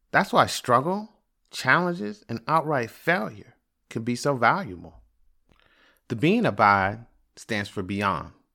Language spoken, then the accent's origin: English; Prince George's County, Maryland, United States; also born or lived in Washington, D.C. / Atlanta; I was born in Washington, D C, and grew up in Prince George's County